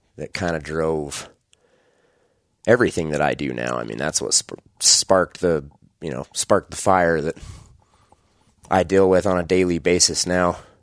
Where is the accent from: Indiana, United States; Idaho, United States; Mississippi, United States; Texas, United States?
Idaho, United States; just outside Idaho Falls, United States; I am born and raised in Idaho. Uh, just outside Idaho Falls, Idaho is where I grew up